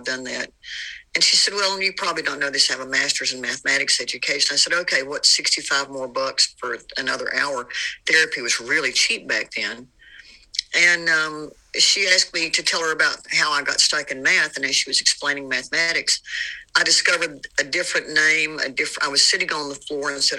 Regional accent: the South, United States; growing up in the South

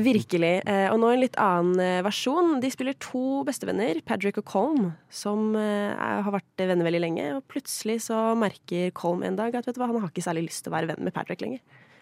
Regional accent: Sweden; moved away; Jeg er jo svensk

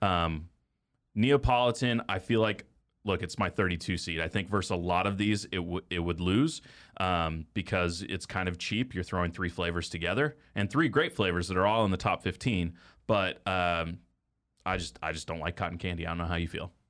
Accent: Texas, United States; now in Kansas City, United States; we grew up in Texas, bluebell country.

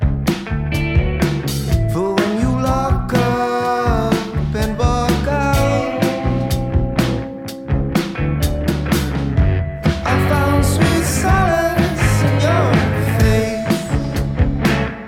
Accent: Toronto, Ontario, Canada; now in Calgary, Canada; I'm from Toronto

